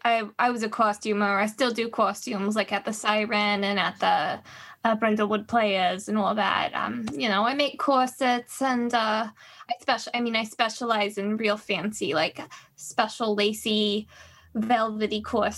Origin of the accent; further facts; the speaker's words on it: Rochester, New York, United States; I grew up in Rochester, but I lived in New York for a good while.